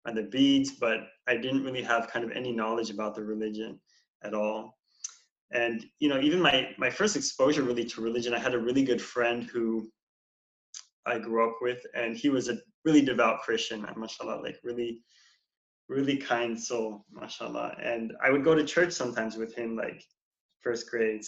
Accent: Portland, Oregon, United States; I was born and raised here in Portland, Oregon

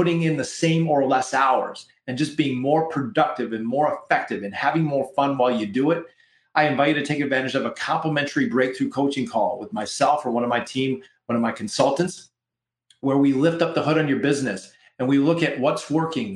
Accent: Canada; We're Canadian up in here, up in Canada

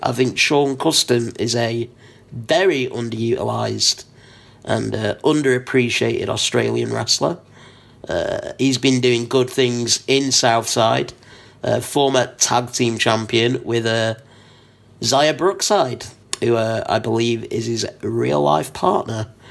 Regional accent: Blackpool, North West England, United Kingdom; I am from Blackpool

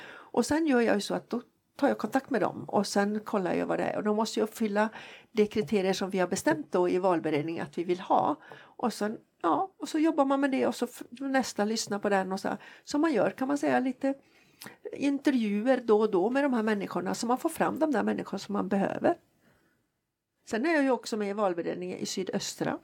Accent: Jokkmokk, Norrbotten County, Sweden; moved away; also born or lived in Jönköping; Jag är född faktiskt och bott större delen av min uppväxt i Jokkmokk.

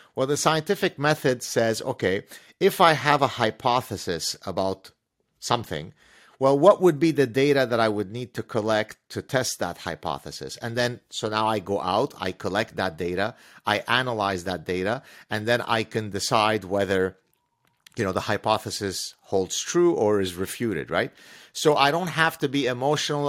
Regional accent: Lebanon; first language Arabic; English is a second language; now in Canada; at the time I was growing up in Lebanon

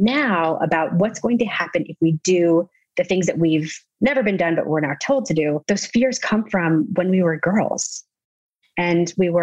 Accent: the South, United States; I was raised in the South

